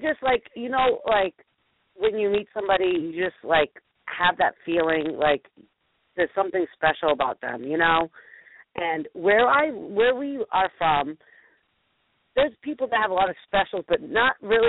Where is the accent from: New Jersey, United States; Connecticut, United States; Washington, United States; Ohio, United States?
Ohio, United States; Like, I'm the lady from Ohio that's calling you.